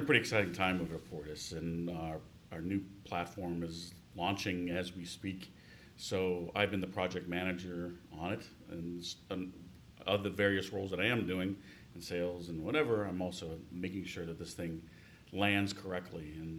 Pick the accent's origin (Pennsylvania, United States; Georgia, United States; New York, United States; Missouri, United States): Pennsylvania, United States; Bethel Park; moved away as an adult; also born or lived in Cleveland, Ohio; I grew up outside of Pittsburgh in a small town, Bethel Park.